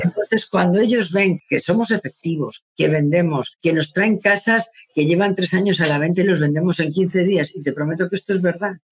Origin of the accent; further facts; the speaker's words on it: Madrid, Community of Madrid, Spain; moved away as an adult; now in Santander, Spain; yo soy de Madrid, me había venido con, mi familia a vivir a Santander